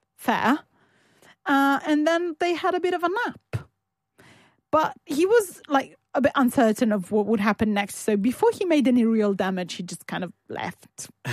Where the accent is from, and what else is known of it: Turin, Piedmont, Italy; born or raised there